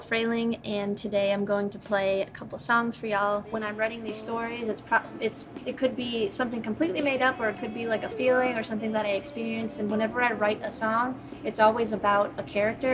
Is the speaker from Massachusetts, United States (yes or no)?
yes; Fairhaven, Massachusetts, United States; moved away as an adult; now in Milwaukee, United States; I'm originally from Fairhaven, Massachusetts. I've been uh, rambling and moving around since I was 18. I left home